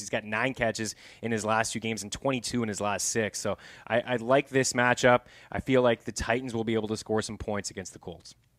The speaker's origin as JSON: {"language": "English", "country": "Canada", "said": "as a Canadian"}